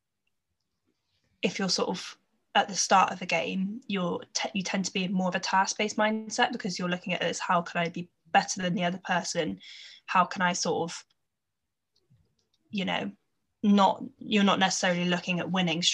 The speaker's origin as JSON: {"language": "English", "area": "Gloucestershire", "region": "South West England", "country": "United Kingdom", "said": "I'm from Gloucestershire"}